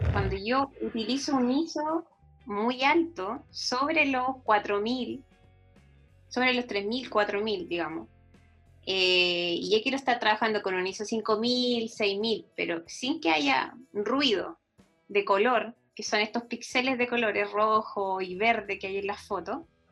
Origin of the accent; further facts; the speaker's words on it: Concepción, Biobío, Chile; moved away as an adult; also born or lived in Valdivia; now in San Pedro de Atacama, Chile; nací en Valdivia, pero eh, viví muy pocos años en Valdivia. Y después mi familia se fue, se trasladó a Concepción, así que yo me prácticamente viví toda mi vida en Concepción.